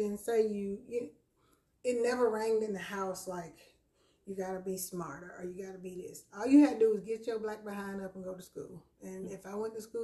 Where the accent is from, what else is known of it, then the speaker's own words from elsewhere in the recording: Greenwood, South Carolina, United States; growing up in Greenwood, South Carolina, in the projects